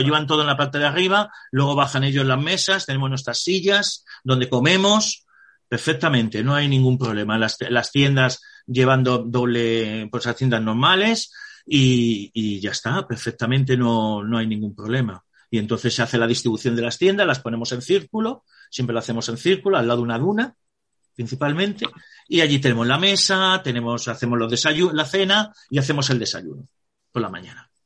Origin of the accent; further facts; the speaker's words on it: Spain; nosotros que somos españoles